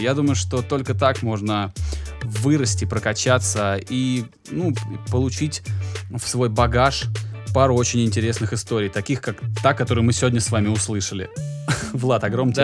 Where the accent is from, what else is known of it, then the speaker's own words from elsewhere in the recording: Volgograd, Volgograd Oblast, Russia; я родом из Волгограда